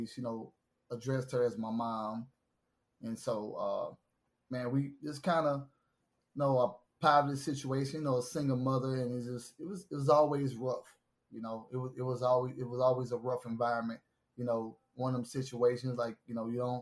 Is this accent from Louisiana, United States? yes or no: yes; Baton Rouge, Louisiana, United States; I am from Baton Rouge, Louisiana. You know, born and raised, McKinley High School, Southern University